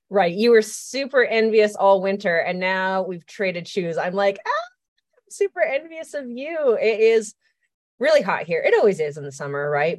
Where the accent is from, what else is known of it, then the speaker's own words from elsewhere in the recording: Canada; now in United States; I'm Canadian. I've lived in the U S for a long time.